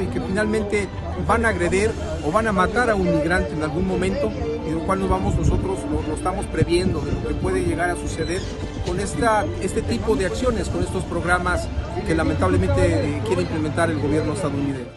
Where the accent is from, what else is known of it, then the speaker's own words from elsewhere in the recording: Tijuana, Baja California, Mexico; como locales